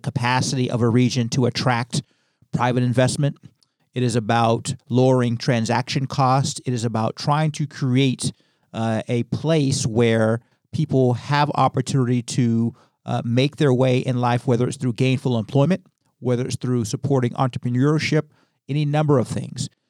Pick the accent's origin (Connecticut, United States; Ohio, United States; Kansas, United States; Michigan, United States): Ohio, United States; Youngstown; moved away as an adult; now in Hartford, United States; director of economic development in my hometown of Youngstown, Ohio